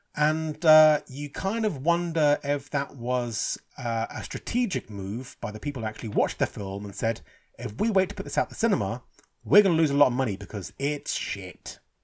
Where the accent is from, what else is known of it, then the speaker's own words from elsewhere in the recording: England, United Kingdom; I'm English, you know, I'm Irish, but I'm born and bred in England.